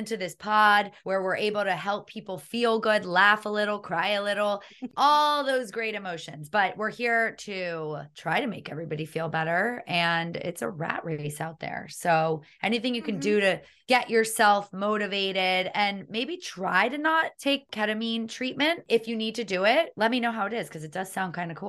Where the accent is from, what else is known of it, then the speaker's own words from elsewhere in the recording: Miami, Florida, United States; I don't know about in your household, but I grew up in a house where everybody got shit done. Living in Miami.